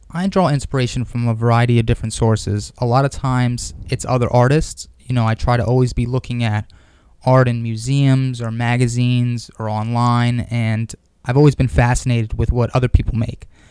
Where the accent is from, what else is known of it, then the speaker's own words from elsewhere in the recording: New York City, New York, United States; I grew up here in Manhattan. Uh, I grew up in Stuyvesant Town